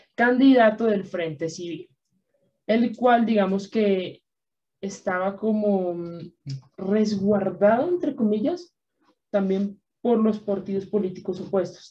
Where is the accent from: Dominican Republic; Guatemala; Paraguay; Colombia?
Colombia; los que somos colombianos